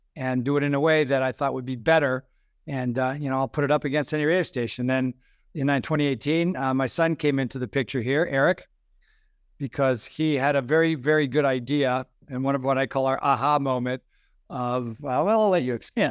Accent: North Carolina, United States; I'm from North Carolina.

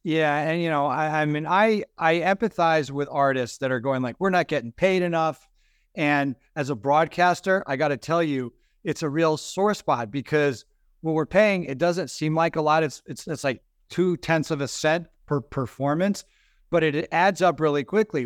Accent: North Carolina, United States; I'm from North Carolina.

